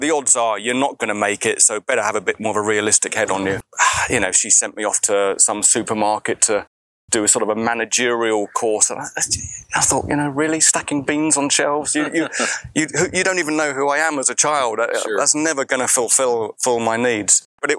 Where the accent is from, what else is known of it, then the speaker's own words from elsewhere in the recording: South East England, United Kingdom; the rest of the world isn't like where I was brought up in Surrey.